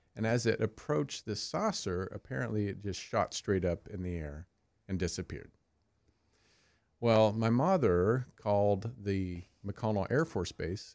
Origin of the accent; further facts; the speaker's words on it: Kansas, United States; I grew up in Kansas, the Bible Belt